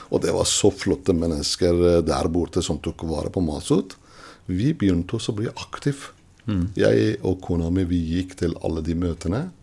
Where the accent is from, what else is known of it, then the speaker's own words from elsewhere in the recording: Iran; Norwegian is a second language; moved away as an adult; now in Norway; jeg kommer fra Iran